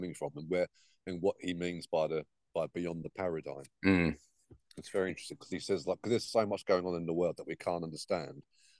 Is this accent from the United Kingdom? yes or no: yes; United Kingdom; because we're British